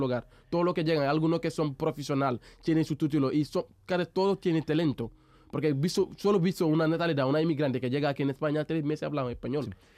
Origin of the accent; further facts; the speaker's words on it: Mbour, Thiès, Senegal; Spanish is a second language; moved away as an adult; now in Seville, Spain; soy de Senegal y digamos soy de África